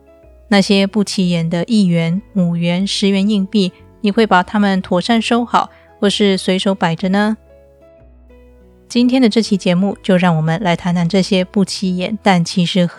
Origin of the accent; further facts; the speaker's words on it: Taiwan; moved away as an adult; now in Turkey; 收听我节目一阵子的你可能知道，我是从台湾嫁到土耳其来，在土耳其的生活，我几乎都是用信用卡付账